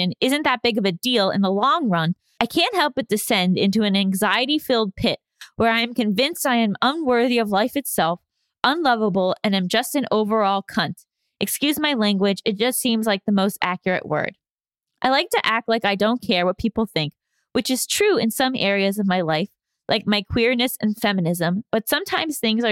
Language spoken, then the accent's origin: English; New York, United States; as a New Yorker